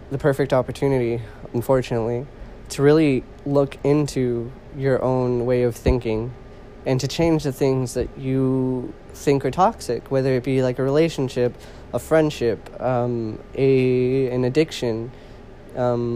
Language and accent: English; California, United States; I'm originally from California